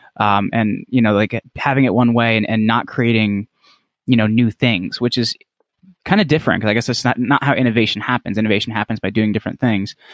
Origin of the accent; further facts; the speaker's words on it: northern New Jersey, United States; I'm from New Jersey, but I'm from, like, northern New Jersey